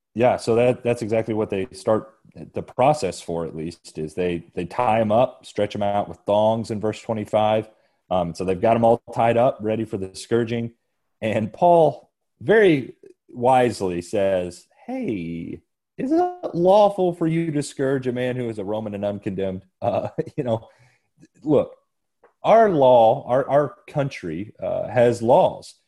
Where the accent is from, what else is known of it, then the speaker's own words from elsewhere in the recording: Lexington, Kentucky, United States; I was born in Lexington, Kentucky, uh, so in the, in the state of Kentucky, which is in the country of the United States